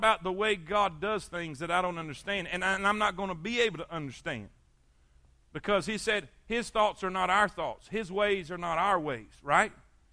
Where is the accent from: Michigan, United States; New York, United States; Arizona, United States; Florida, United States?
Florida, United States; South; moved away; I grew up in South Florida